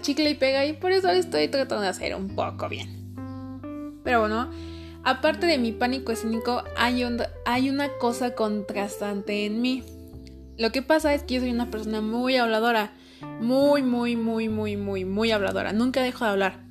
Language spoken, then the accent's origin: Spanish; Mexico; no soy americana, soy más mexicana que el chile.